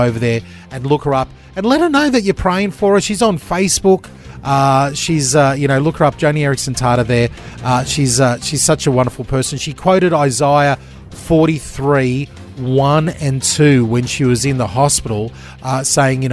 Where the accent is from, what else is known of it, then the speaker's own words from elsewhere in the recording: Gold Coast, Queensland, Australia; I grew up on the Gold Coast